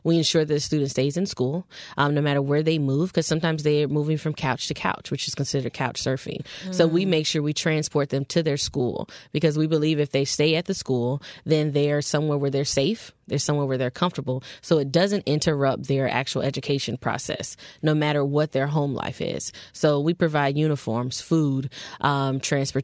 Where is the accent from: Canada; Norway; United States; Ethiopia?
United States; Fort Lauderdale, Florida; also born or lived in Tallahassee, Florida; I'm originally from Fort Lauderdale, Florida, born and raised.